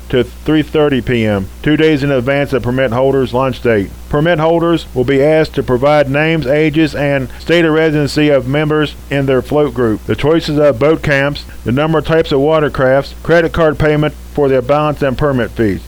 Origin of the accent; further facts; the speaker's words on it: West Virginia, United States; now in Montana, United States; my home state is West Virginia.